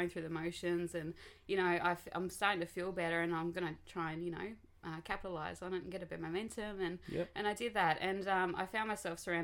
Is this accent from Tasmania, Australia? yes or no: yes; Devonport, Tasmania, Australia; I grew up in Devonport, born and bred, in a hospital that doesn't exist anymore